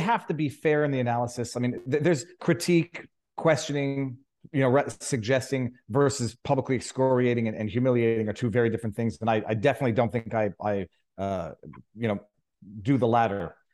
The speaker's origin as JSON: {"language": "English", "country": "Canada", "moved": "as an adult", "lives_now": "Florida, United States", "said": "the mountainous freezing cold that we're used to in Canada"}